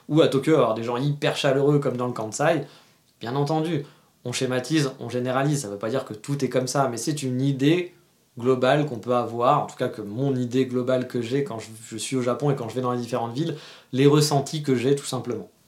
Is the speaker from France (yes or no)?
yes; France; moved away; c'est pour ça que je suis parti de la France aussi, c'est que les gens essayent d'imposer un peu trop leurs idées.